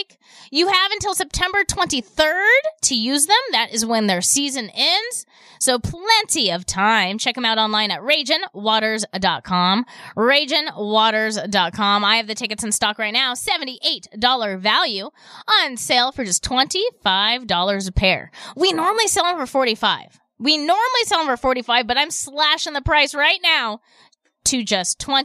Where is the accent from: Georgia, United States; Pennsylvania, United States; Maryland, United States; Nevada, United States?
Nevada, United States; Reno; now in Las Vegas, United States; I'm from Reno.